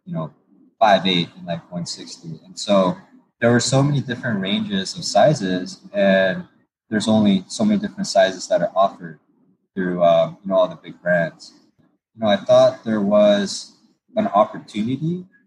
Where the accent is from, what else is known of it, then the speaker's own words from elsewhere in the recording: Torrance, California, United States; I grew up in Torrance and near the beach